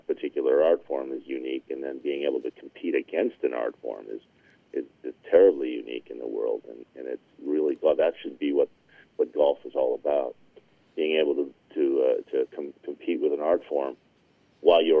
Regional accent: near Minot, North Dakota, United States; that's my home state. I grew up not far from Minot.

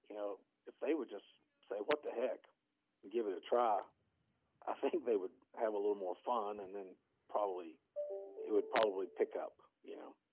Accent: Virginia, United States; moved away; when I grew up in Virginia

